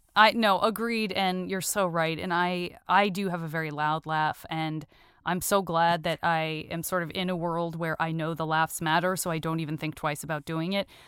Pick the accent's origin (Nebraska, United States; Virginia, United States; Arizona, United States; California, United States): Arizona, United States; moved away as an adult; I'm from Arizona